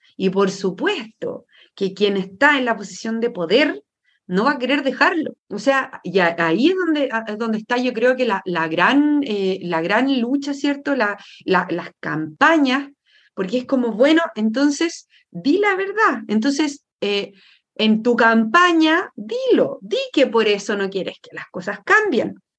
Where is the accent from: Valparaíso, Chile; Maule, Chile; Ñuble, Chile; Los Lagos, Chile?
Valparaíso, Chile; San Antonio; now in Santiago, Chile; yo nací, y crecí en San Antonio, un puerto pequeño, bueno, el, uno de los puertos más grandes de Chile